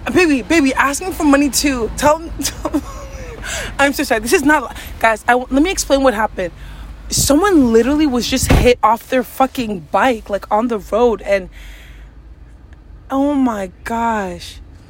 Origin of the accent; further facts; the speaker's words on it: Cameroon; Okay. I'm the from Cameroon in your place